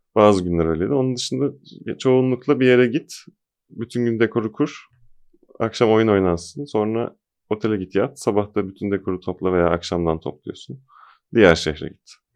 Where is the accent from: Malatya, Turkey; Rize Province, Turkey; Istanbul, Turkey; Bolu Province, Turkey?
Bolu Province, Turkey; Bolu; moved away; ben de Bolulu olarak